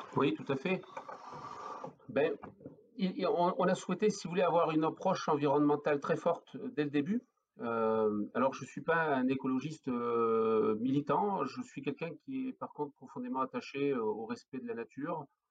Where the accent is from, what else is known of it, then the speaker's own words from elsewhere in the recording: the Nord, Hauts-de-France, France; now in Cantal, France; je suis originaire du Nord. Voilà, je suis flamand d'origine